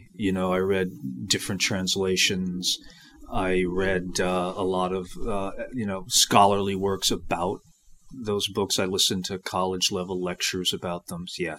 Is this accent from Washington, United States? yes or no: no; South Kingstown, Rhode Island, United States; moved away; The hometown is actually South Kingstown, Rhode Island, on the southern shore of Rhode Island, but otherwise known as Matunic Beach, Narragansett, that area, you know, fishing villages and beaches, really, where I grew up.